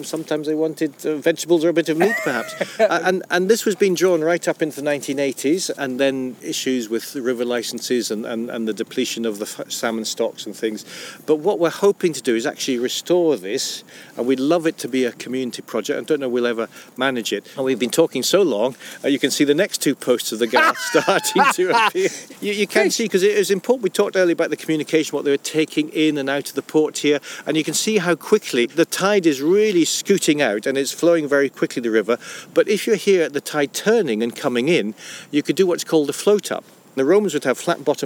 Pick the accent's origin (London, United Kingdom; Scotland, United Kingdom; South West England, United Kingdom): Scotland, United Kingdom; me being Scottish